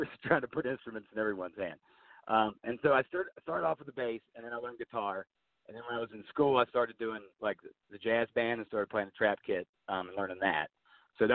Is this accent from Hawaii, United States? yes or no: no; Churchville, Virginia, United States; I grew up here in Churchville. It's a real rural area. I grew up on a farm